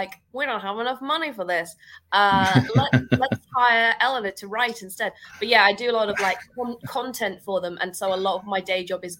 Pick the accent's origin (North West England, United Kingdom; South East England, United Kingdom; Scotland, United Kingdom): Scotland, United Kingdom; accent: weird accent; I am Scottish. I just have a weird accent.